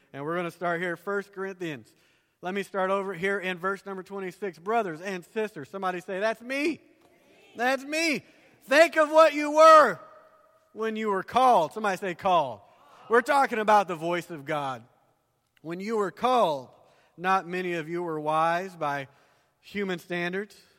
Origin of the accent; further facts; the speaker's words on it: the South, United States; accent: southern; moved away; I grew up down south, if you can't tell by my accent